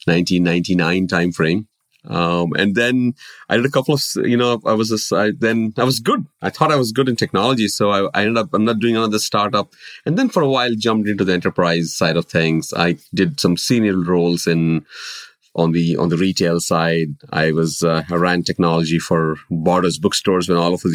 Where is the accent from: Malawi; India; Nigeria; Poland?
India; moved away as an adult; now in United States; I have been born and brought up in India